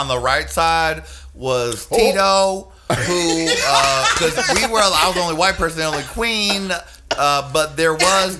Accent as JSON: {"language": "English", "town": "New York City", "region": "New York", "country": "United States", "said": "I'm from New York City."}